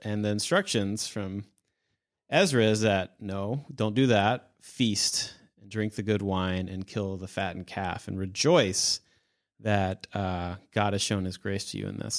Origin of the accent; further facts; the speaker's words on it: United States; I'm an American